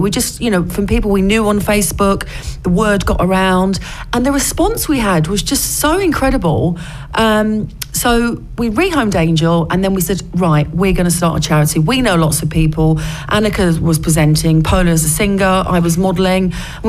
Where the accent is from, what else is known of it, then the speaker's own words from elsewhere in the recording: Basildon, East of England, United Kingdom; also born or lived in London; Well, yeah, I was born in London, but we moved to Essex when I was a child, and I was brought up in Essex, actually in Basildon.